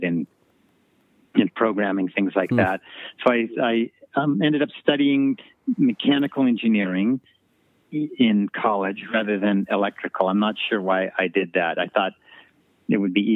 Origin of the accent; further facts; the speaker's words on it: Boulder, Colorado, United States; also born or lived in Golden, Colorado; I grew up in Colorado, in Golden, Colorado, and Boulder, Colorado